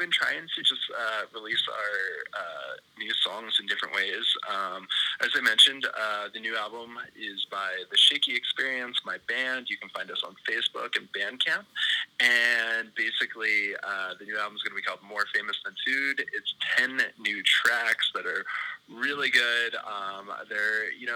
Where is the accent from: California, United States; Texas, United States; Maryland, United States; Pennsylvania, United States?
Maryland, United States; the Chesapeake; also born or lived in Baltimore / Denver / Hawaii / Los Angeles; growing up in the Chesapeake, the Maryland regional area